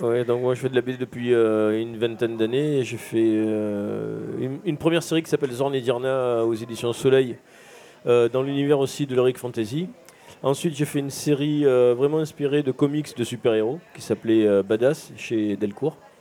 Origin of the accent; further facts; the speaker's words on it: Marseille, Provence-Alpes-Côte d'Azur, France; je suis marseillais de, de, de, de père en fils et je fais des études de dessin au lycée Diderot